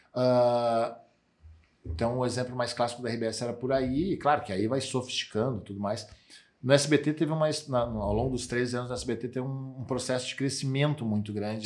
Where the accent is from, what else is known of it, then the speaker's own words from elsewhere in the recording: Santa Cruz do Sul, Rio Grande do Sul, Brazil; eu sou de Santa Cruz, Santa Cruz do Sul